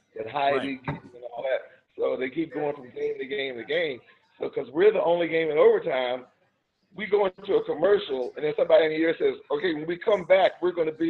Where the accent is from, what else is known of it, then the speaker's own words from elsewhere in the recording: Baltimore, Maryland, United States; I'm from Baltimore, and this was just a few years after Watergate.